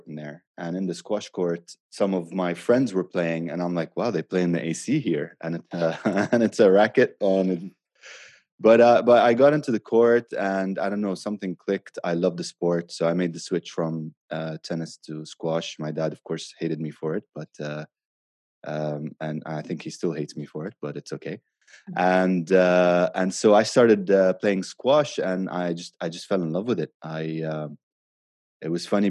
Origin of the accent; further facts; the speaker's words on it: Abu Dhabi, United Arab Emirates; now in Dubai, United Arab Emirates; I grew up in Abu Dhabi